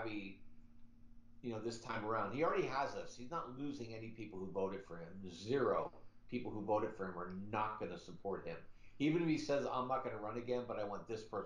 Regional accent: Pennsylvania, United States; where I grew up in Pennsylvania

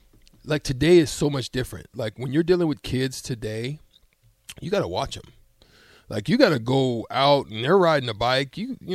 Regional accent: Alabama, United States; I grew up in Alabama mostly

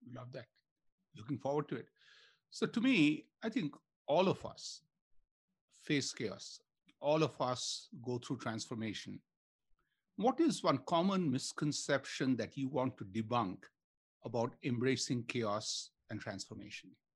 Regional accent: India; moved away; I grew up in India

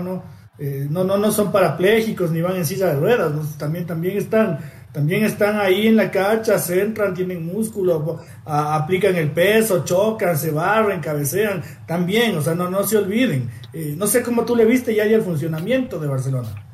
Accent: Ecuador; como ecuatoriano

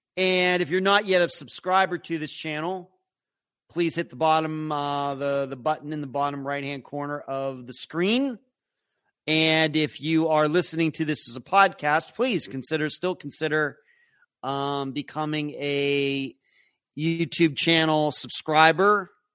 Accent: Leechburg, Pennsylvania, United States; now in Florida, United States; I'm from Leechburg. Went to Leechburg High School, class of eighty-nine

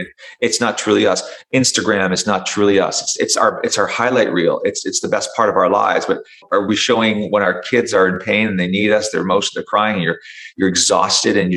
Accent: Canada; I'm French Canadian as well

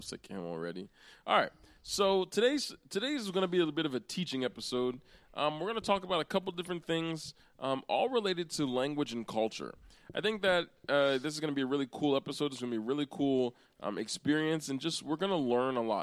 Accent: Pennsylvania, United States; also born or lived in New Castle, Pennsylvania / Hershey, Pennsylvania; I was born and raised in Pennsylvania. I've been here. I've never lived uh, in another state

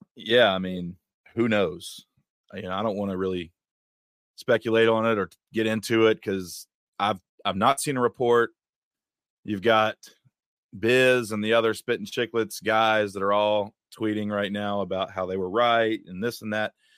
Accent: West Virginia, United States; moved away; I grew up in West Virginia

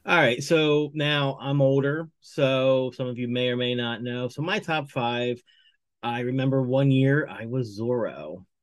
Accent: Ocean City, United States; growing up in Ocean City

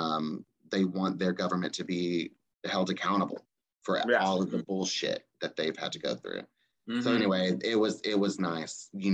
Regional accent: East Texas, United States; moved away; I am from the East Texas area, like the Longview, Tyler area, and I left as soon as I could, many, many years ago

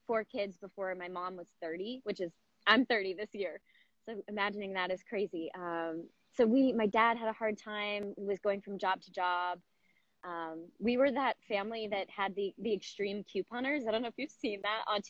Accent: Southern California, United States; I grew up in Southern California

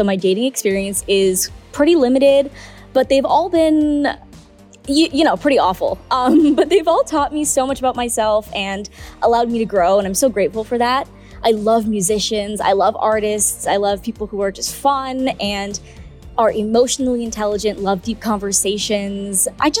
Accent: Maui, Hawaii, United States; now in Los Angeles, United States; I'm originally from Maui, Hawaii. I moved out to LA to pursue dance

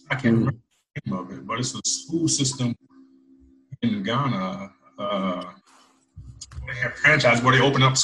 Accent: United States; I'm American

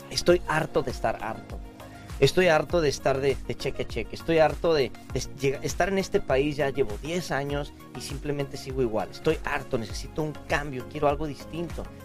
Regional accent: Mexico; de México.

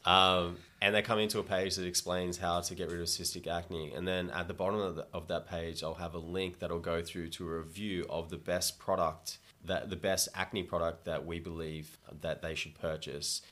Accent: Gold Coast, Queensland, Australia; moved away as an adult; also born or lived in Toronto, Canada; now in Thailand; I grew up on the Gold Coast in Australia, where it's sunny most of the time

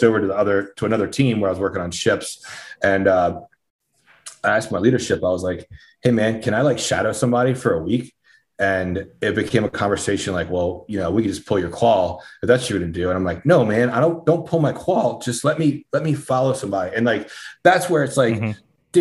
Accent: Slidell, Louisiana, United States; moved away as an adult; my hometown, Slidell, Louisiana

